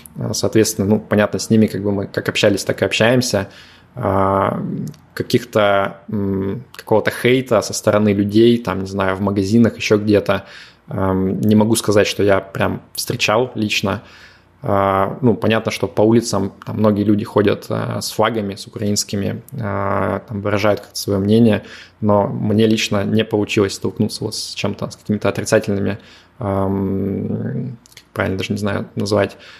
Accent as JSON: {"language": "Russian", "town": "Yekaterinburg", "region": "Sverdlovsk Oblast", "country": "Russia", "tie": "born or raised there", "also_born_or_lived": "Moscow", "moved": "yes", "lives_now": "Limassol, Cyprus", "said": "Екатеринбурга, откуда я родом"}